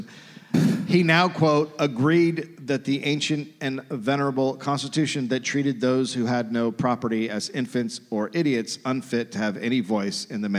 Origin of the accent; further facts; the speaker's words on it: United States; As an American comedian